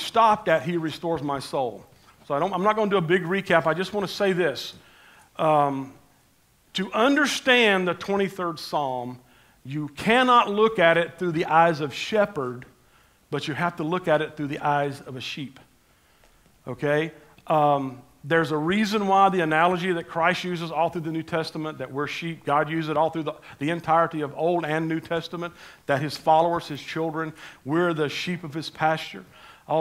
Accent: Panama City, Florida, United States; I grew up in Panama City, and I'm just a country boy type, redneck kind of a guy

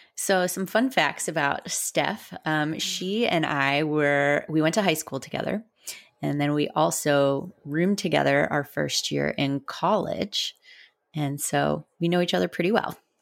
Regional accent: Southern Florida, United States; we're from Southern Florida.

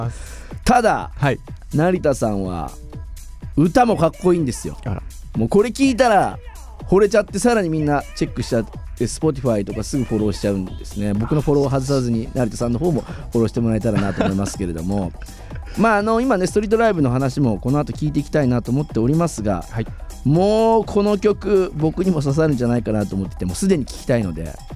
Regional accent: Aichi, Japan; 僕もですね、同郷なんですが、愛知県出身

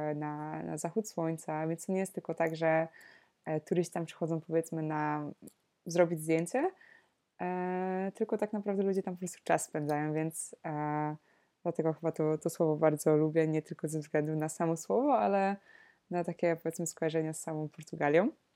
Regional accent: Poland; moved away as an adult; also born or lived in Netherlands; wróciłam do Polski

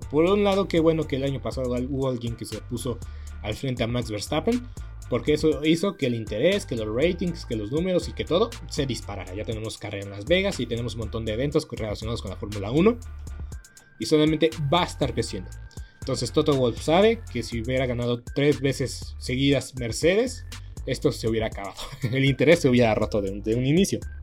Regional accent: Mexico; somos mexicanos

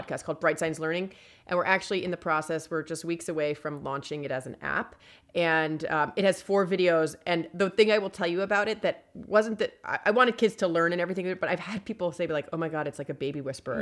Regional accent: East Coast, United States; now in Los Angeles, United States; I grew up on the East Coast.

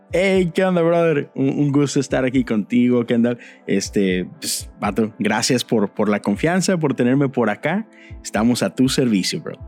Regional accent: San Nicolás de los Garza, Nuevo León, Mexico; moved away as an adult; also born or lived in Monterrey, Mexico; now in Houston, United States; soy de Monterrey, nací en Monterrey, en un hospital que se llama La Conchita, en el mero centro de Monterrey. Pero, este, pues, crecí en San Nicolás de los Garza

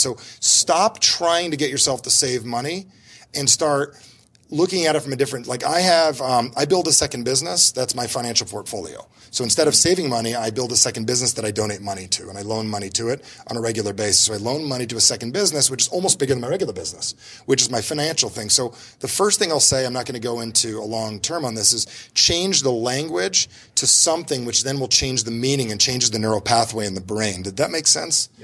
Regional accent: New Jersey, United States; I'm from New Jersey

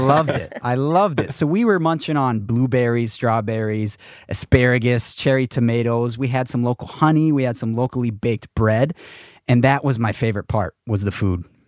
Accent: Black River Falls, Wisconsin, United States; also born or lived in Iowa; I grew up as a small town Wisconsin boy in Black River Falls, which is, you know, right between Eau Claire and La Crosse, West Central Wisconsin

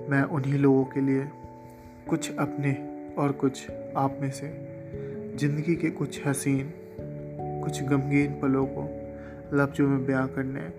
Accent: Kanpur, Uttar Pradesh, India; also born or lived in Assam / Bihar; दोस्तों वैसे तो मेरा जन्म असम के एक शहर में हुआ और कुछ सालों बाद मेरे ज़िंदगी के कुछ पल बिहार में बीते जब मैं पाँच साल का था ज़िंदगी ने फिर से रुख मोड़ा और ज़िंदगी के कुछ पल मैंने उत्तर प्रदेश के कानपुर में बिताए

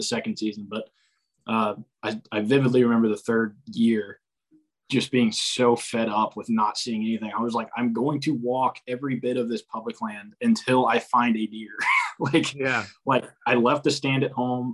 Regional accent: Central North Carolina, United States; also born or lived in Mississippi; I'm from Central North Carolina.

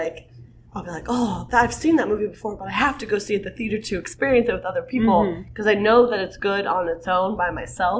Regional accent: United States; we're from America

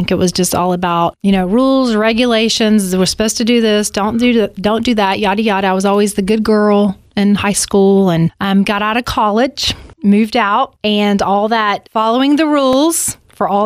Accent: Alabama, United States; I grew up in Alabama, so I grew up very Southern Baptist

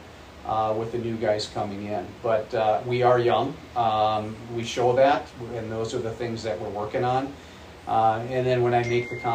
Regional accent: North Dakota, United States; moved away; also born or lived in Grand Rapids; I'm a North Dakota boy, very proud of it

